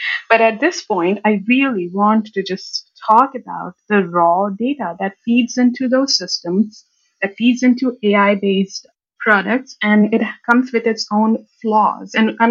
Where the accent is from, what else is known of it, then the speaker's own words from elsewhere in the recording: India; When I was growing up in India, I had this little bit of a habit to learn about this data stuff from sources that are not related to data.